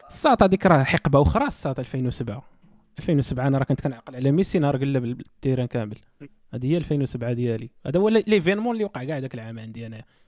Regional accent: Morocco; حنا راه مغاربه

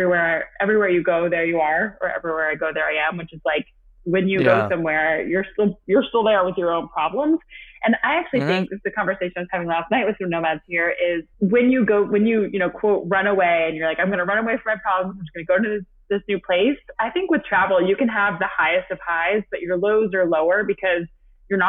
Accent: Atlanta, Georgia, United States; also born or lived in New York / Los Angeles; this is where I'm from. This is where my family's from. I'm from Atlanta

